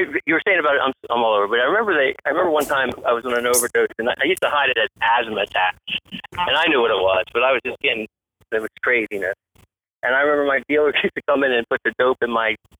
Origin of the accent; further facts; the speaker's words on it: New Jersey, United States; moved away as an adult; now in Tampa, United States; I'm from Jersey originally, and that's where high school was, and then I came down here for that.